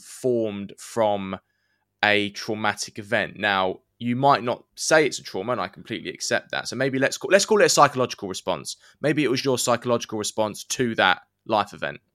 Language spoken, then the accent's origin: English; England, United Kingdom; the saying we would use in England